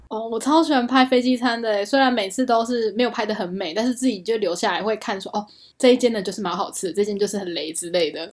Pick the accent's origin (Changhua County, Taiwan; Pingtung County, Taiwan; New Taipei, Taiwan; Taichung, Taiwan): Taichung, Taiwan; moved away as an adult; now in Taipei, Taiwan; 我们都是台中人啊